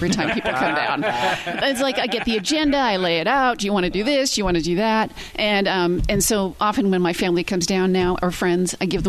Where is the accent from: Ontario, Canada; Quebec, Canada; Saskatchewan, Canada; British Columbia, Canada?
British Columbia, Canada; Vancouver; moved away as an adult; also born or lived in Puyallup, Washington; now in Tacoma, United States; I'm from Vancouver, BC.